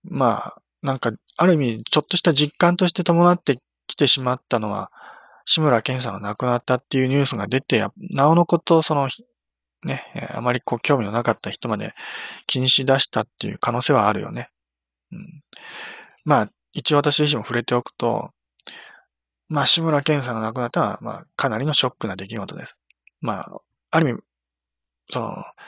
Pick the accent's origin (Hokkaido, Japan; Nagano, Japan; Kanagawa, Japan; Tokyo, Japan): Nagano, Japan; 私の地元